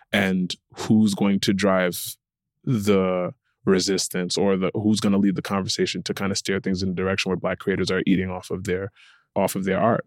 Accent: Connecticut, United States; I was born and raised in Connecticut

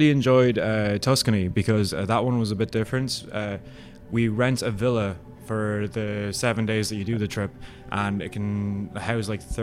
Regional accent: Ireland; now in United States; We uh, nickname ourselves the United Nations at this point because I mean I'm Irish

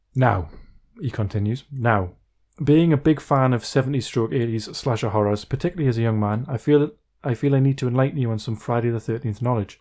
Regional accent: Wallsend, North East England, United Kingdom; it's in my hometown

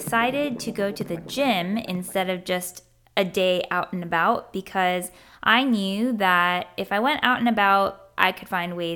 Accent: Germany; now in United States; growing up in Germany

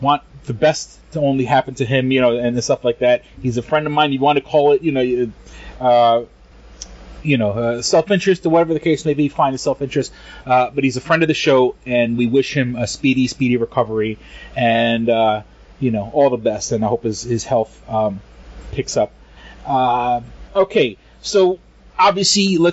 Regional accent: New York City, New York, United States; I'm a light-skinned Puerto Rican, and I often get confused for white. But you know, I grew up in New York City

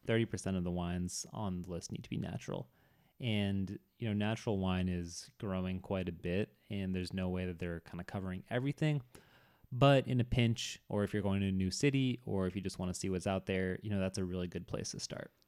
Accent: Boston, Massachusetts, United States; I'm from the Boston area

